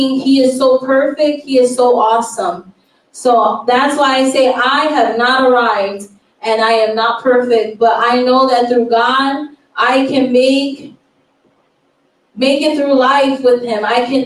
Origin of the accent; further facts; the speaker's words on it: Chicago, Illinois, United States; moved away; we are originally from Chicago, Illinois. We come from the windy, cold city of Chicago, Illinois